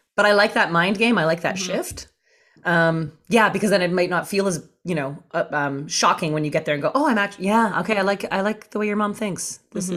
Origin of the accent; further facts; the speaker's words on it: Canada; now in Los Angeles, United States; I'm actually Canadian, I'm from Canada